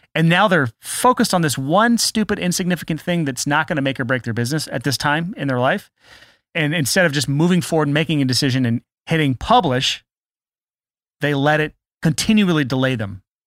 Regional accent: United States; I'm American

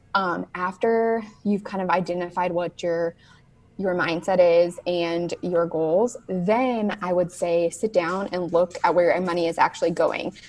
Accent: Southern California, United States; moved away as an adult; now in North Carolina, United States; I am from Southern California. I lived there for 26 years

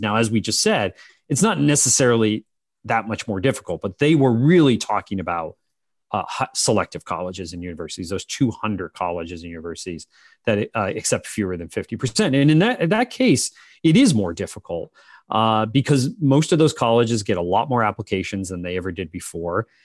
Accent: Pennsylvania, United States; I'm from Pennsylvania

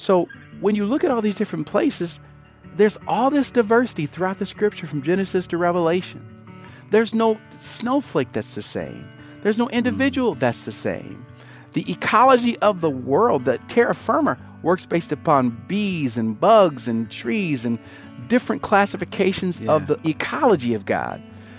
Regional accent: Grand Rapids, Michigan, United States; also born or lived in South Korea / Georgia, United States; I'm from Grand Rapids by way of a village in Asia, Tongjishan, Korea, by way of Augusta, Georgia, and Hinesville, Georgia, by way of a lot of different places.

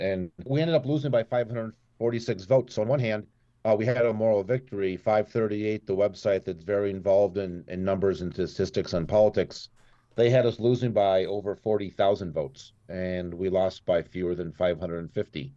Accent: Minneapolis, Minnesota, United States; moved away as an adult; also born or lived in northeastern Montana / Colorado / New York; now in Aspen, United States; I grew up in Minneapolis

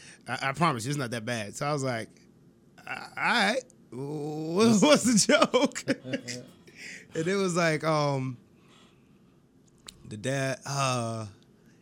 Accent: Jamaica; moved away; I was just came from Jamaica.

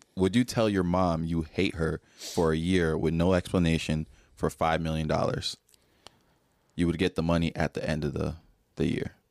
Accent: Nigeria; moved away; I grew up in Nigeria. I came here

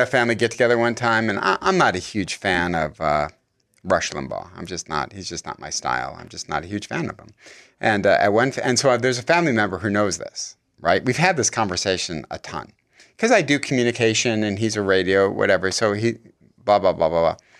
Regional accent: Michigan, United States; now in California, United States; I'm from Michigan

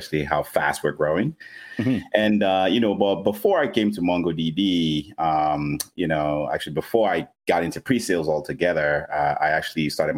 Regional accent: Nigeria; I'm actually Nigerian. So I was born and raised in Nigeria

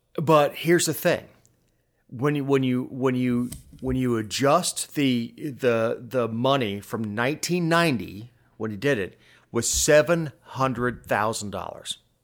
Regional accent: South Florida, United States; I grew up in South Florida

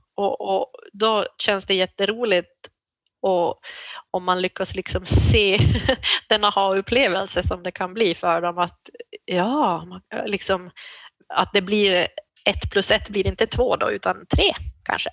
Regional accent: Jakobstad, Ostrobothnia, Finland; moved away as an adult; also born or lived in Umeå; now in Byske, Sweden; jag är född i Jakobstad i Finland, pluggade i Umeå

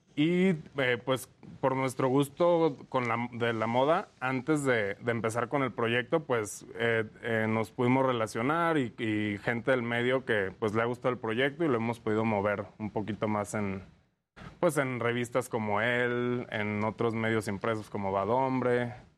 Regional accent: Lagos de Moreno, Jalisco, Mexico; now in Mexico City, Mexico; Somos de Jalisco, eh, eh, somos de Lagos de Moreno.

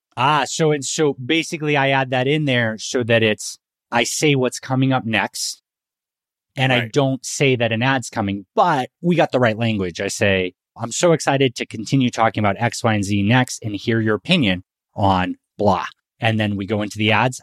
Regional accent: Northeast, United States; now in Texas, United States; I'm from the Northeast

